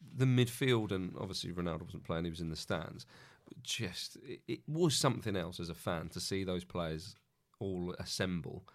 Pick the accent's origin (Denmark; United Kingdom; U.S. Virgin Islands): United Kingdom; England; as an Englishman